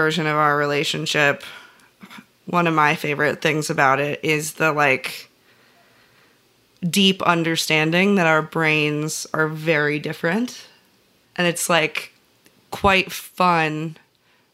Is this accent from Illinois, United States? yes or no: yes; central Illinois, United States; we both were from, like, predominantly very white communities, and our friends were very white as well, just where we were in central Illinois